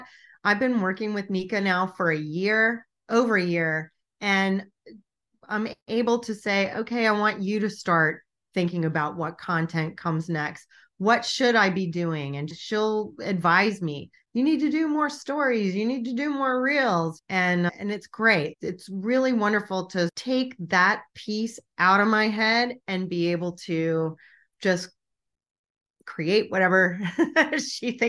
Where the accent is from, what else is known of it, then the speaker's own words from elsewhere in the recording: Richmond, Virginia, United States; my hometown